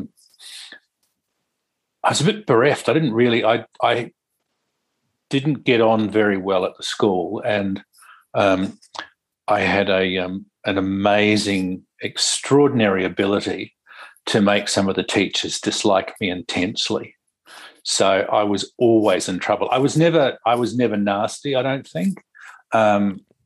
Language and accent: English; Lyttelton, Canterbury, New Zealand; also born or lived in Christchurch / Wellington; I grew up in New Zealand. I grew up in a little harbour town called Lyttelton